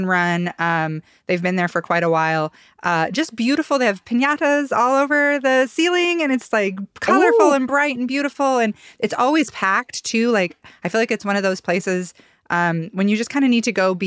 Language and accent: English; Ada County, Idaho, United States; now in Boise, United States; when I was a kid, the Ada County Community Library was like my library. Now we live over in West Boise again